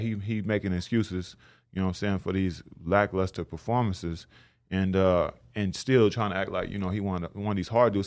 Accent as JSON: {"language": "English", "town": "Tulsa", "region": "Oklahoma", "country": "United States", "said": "I'm from Tulsa, Oklahoma."}